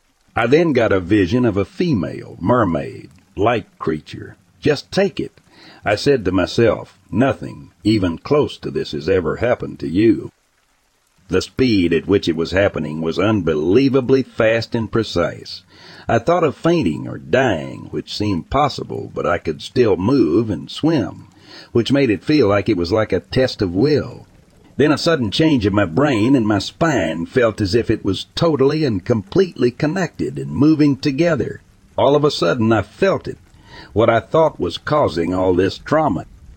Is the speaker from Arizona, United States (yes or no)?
no; California, United States; I grew up surfing in Southern California.